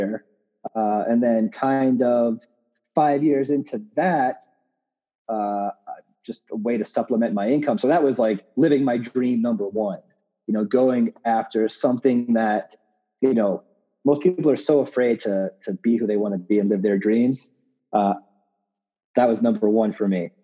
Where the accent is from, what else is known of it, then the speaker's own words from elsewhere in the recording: Long Island, New York, United States; moved away as an adult; also born or lived in Brooklyn, New York; now in Denver, United States; I grew up in New York on Long Island